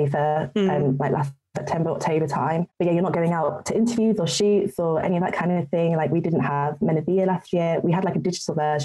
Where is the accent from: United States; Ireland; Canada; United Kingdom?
United Kingdom; I'm British